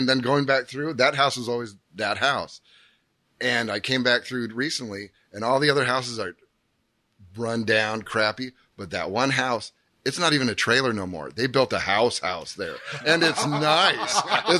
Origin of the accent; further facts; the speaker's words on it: Graham, Washington, United States; I grew up in Fir Meadows. You know where that is? No. Out in Graham.